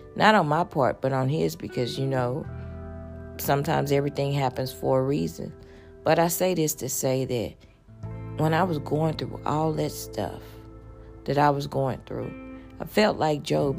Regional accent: Houston, Texas, United States; I'm a girl from Fifth Ward

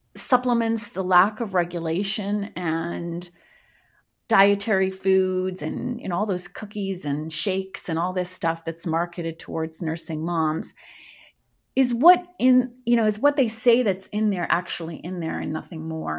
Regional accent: Montreal, Quebec, Canada; moved away as an adult; also born or lived in Los Angeles, United States; I grew up in Montreal, went to med school there

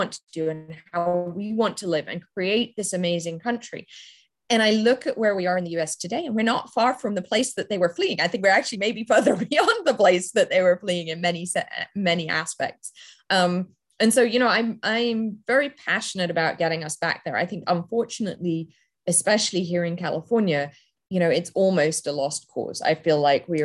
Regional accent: England, United Kingdom; now in United States; I grew up in England

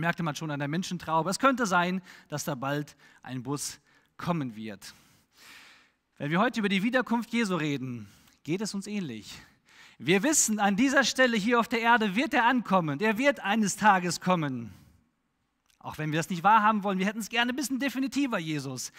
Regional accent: Germany; als Deutscher

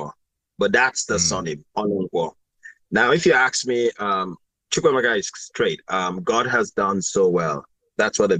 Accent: Lagos, Nigeria; I was born in Lagos. Festac. My dad first lived in Apapa before he moved to Festac. So actually, I'm a Lagos boy. Lived all my life in Lagos.

